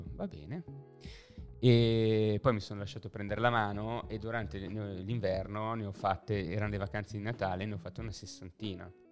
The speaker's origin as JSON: {"language": "Italian", "town": "Lodi", "region": "Lombardy", "country": "Italy", "tie": "born or raised there", "moved": "as an adult", "lives_now": "Milan, Italy", "said": "Io sono na- nato e cresciuto a Lodi"}